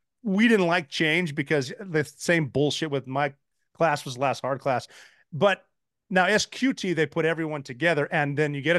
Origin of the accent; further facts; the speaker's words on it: Montana, United States; moved away as an adult; go back to Montana.